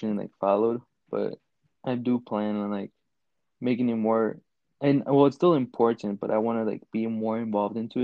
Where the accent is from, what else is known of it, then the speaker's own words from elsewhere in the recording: Chicago, Illinois, United States; I was born and raised in Chicago